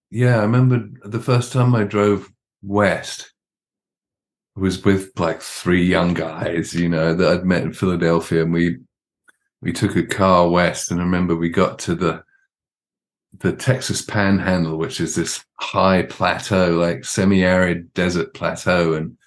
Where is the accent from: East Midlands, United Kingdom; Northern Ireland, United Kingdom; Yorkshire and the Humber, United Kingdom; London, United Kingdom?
London, United Kingdom; also born or lived in Arizona / Mississippi; now in United States; I've now spent more of my life in Southern Arizona than I have anywhere else, including, you know, growing up in London.